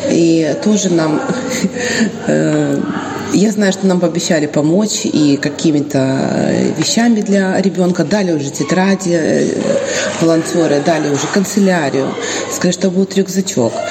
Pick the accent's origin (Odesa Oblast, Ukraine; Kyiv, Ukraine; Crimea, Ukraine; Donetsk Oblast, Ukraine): Odesa Oblast, Ukraine; Odesa; now in Dubăsari, Moldova